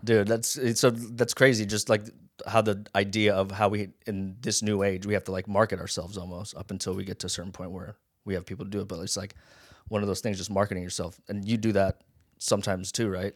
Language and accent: English; Las Vegas, Nevada, United States; born or raised there; accent: Pidgin; also born or lived in Hawaii